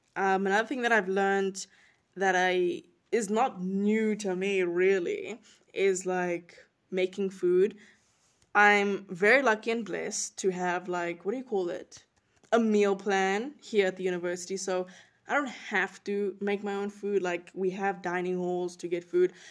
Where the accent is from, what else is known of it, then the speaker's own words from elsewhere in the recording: South Africa; moved away as an adult; also born or lived in North Carolina; now in United States; I'm not from the U S. I'm from South Africa originally. That is my home. That is my country.